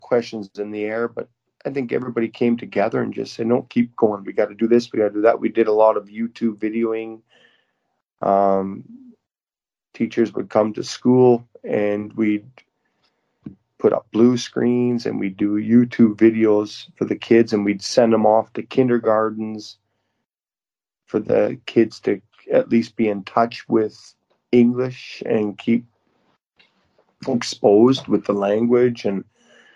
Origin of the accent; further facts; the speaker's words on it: Moose Jaw, Saskatchewan, Canada; moved away as an adult; now in Yokohama, Japan; I'm from Moose Jaw, and I'm able to bring kids back and experience a little bit of my childhood